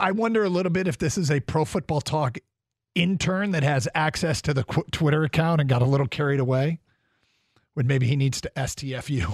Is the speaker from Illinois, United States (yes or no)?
yes; Champaign, Illinois, United States; I was born in Champaign, Illinois